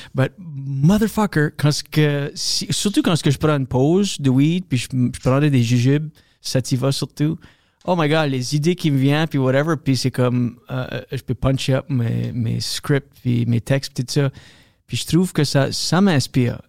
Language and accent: French; Moncton, New Brunswick, Canada; first language French; moved away as an adult; also born or lived in New York / Toronto; now in Wakefield, Canada; Je suis acadien du Nouveau-Brunswick